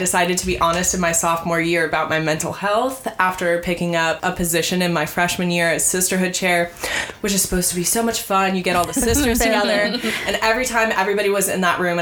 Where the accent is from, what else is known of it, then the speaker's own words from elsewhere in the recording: Tacoma, Washington, United States; moved away; I'm originally from Tacoma, Washington